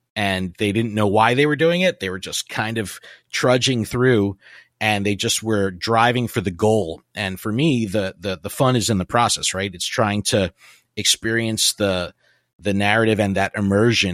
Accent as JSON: {"language": "English", "region": "New Jersey", "country": "United States", "said": "I'm from New Jersey"}